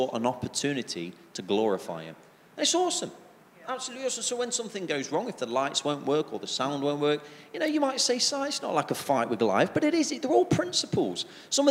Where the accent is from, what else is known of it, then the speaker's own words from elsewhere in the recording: England, United Kingdom; especially being English